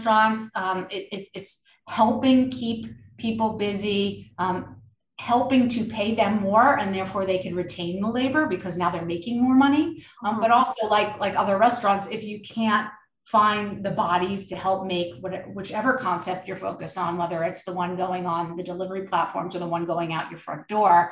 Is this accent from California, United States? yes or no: no; New York, United States; I grew up in New York